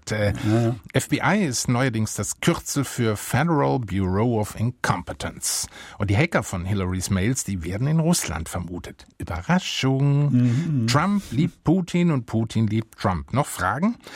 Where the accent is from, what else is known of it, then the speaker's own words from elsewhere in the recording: Baden-Württemberg, Germany; Ich komme ja aus Baden-Württemberg.